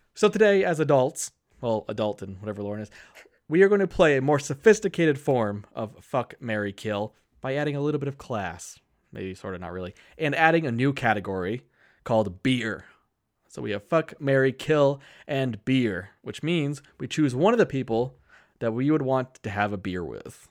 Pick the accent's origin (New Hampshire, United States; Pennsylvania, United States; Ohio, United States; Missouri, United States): New Hampshire, United States; Keene; my hometown of Keene, New Hampshire